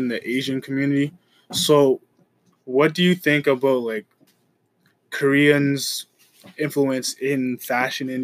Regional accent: Canada; I grew up here

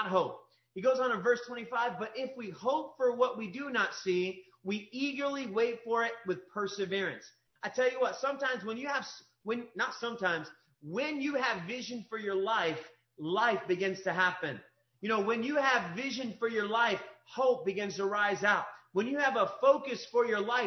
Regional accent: Kentucky, United States; I was raised in Kentucky

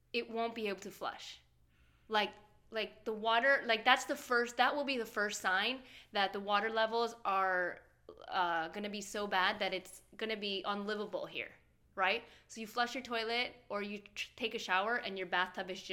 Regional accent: Chicago, Illinois, United States; now in Miami, United States; I grew up in Chicago, where we, like, shovel the car out of the snow.

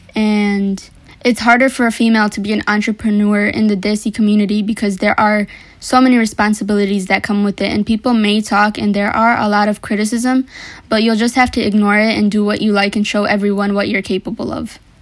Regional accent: Madison Heights, Michigan, United States; also born or lived in Detroit, Michigan / Sylhet, Bangladesh (family); I was born in Detroit, Michigan, actually, and I moved from there when I was five to Madison Heights

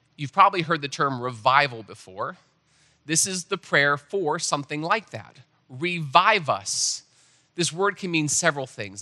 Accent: United States; as American Christians

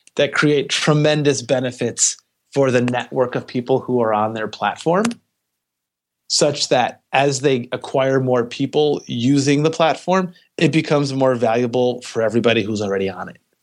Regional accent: Detroit, Michigan, United States; moved away as an adult; also born or lived in California; I am originally from Detroit, Michigan. I moved out to California to go to school at Stanford

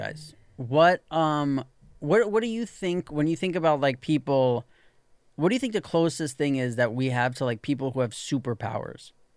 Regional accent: New York, United States; when I was growing up in New York

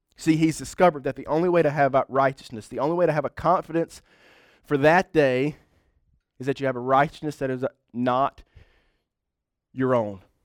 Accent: United States; we are white, uh, middle class, and from the United States of America

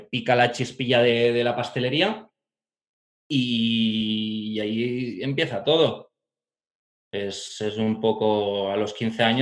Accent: Barcelona, Catalonia, Spain; also born or lived in Italy / France; nací en Barcelona, me he criado en varios sitios durante mi infancia, entre Barcelona, el Pirineo, Italia y Francia.

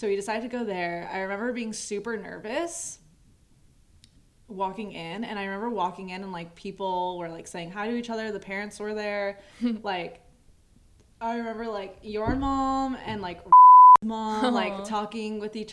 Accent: Moreno Valley, California, United States; I grew up in Moreno Valley

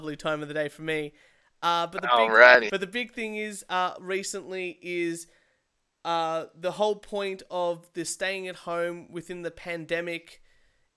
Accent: Australia; as an Australian

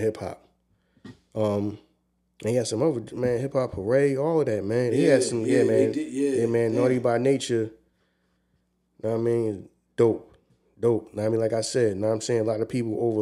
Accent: Philadelphia, Pennsylvania, United States; I'm from the East Coast

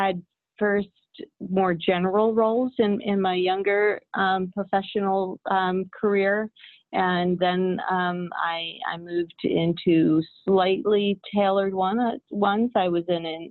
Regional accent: New Jersey, United States; moved away; also born or lived in New Mexico; I actually grew up in New Jersey, so this is a homecoming for me.

